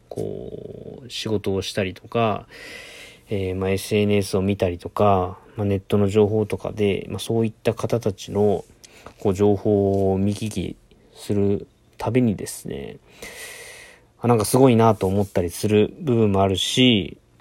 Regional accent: Itoshima, Fukuoka, Japan; 僕の地元は、あの、福岡県の糸島市ってところなんですけど

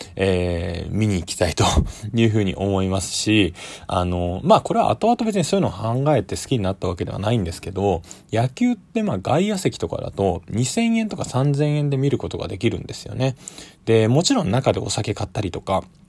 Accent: Tokyo, Japan; 僕は、まあ東京出身で東京で育ってるので

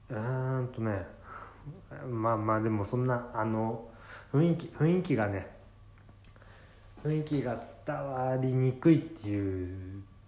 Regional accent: Ibaraki, Japan; accent: Ibaraki dialect; 自分なんか茨城の生まれなので

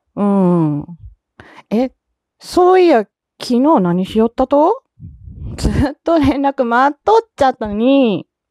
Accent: Osaka, Japan; accent: Kansai; also born or lived in Fukuoka; 私大阪ですけども

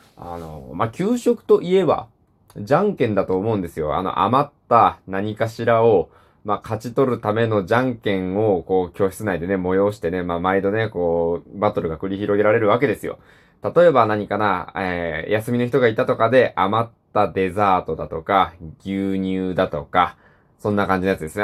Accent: Hiroshima, Japan; 僕、出身広島なんですけど

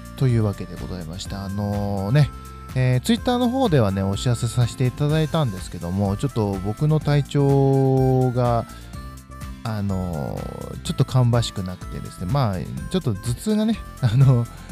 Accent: Fukui, Japan; 地元の福井

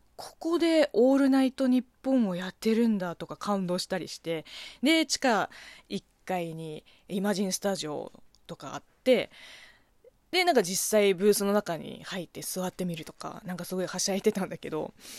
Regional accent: China; Japanese is a second language; now in Japan; この番組は中国生まれ、中国育ちの私

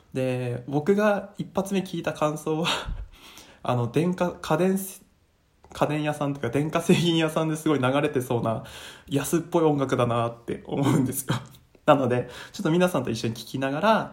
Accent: Miyagi, Japan; 宮城県出身なので

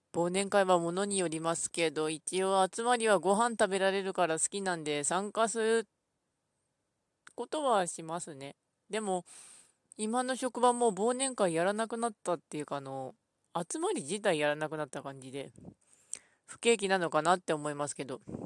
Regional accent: Ishikawa, Japan; 私は石川県出身ですが

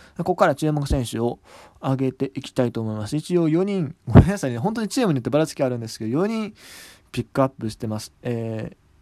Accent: Hyogo, Japan; 僕、兵庫出身なんですけど

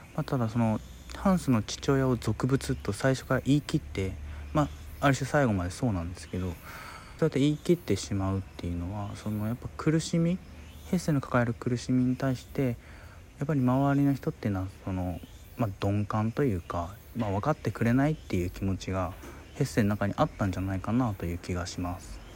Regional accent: Hiroshima, Japan; 僕の広島の、まあ、地元のですね

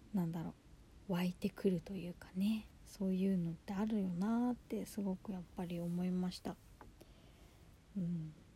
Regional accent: Yokohama, Kanagawa, Japan; 私は横浜出身ですし

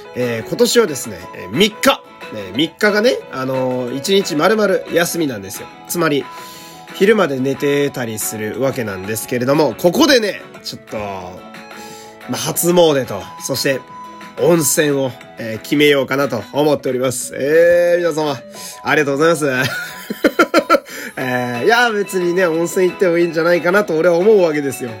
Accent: Fukui, Japan; now in Tokyo, Japan; 昔、地元福井にいた

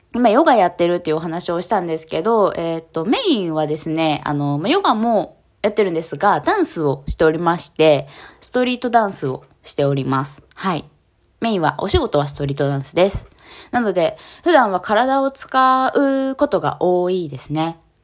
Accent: Kanagawa, Japan; 神奈川県出身です。今も神奈川県に住んでおります

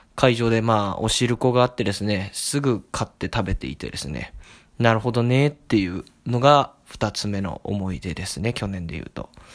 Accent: area around Zojoji temple, Tokyo, Japan; 増上寺っていうのがもともと私の地元に面している寺でですね

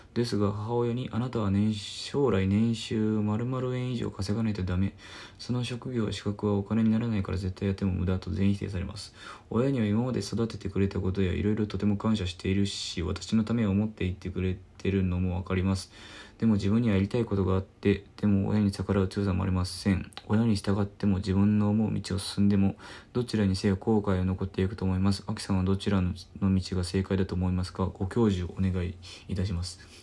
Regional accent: Osaka, Japan; 僕の地元大阪

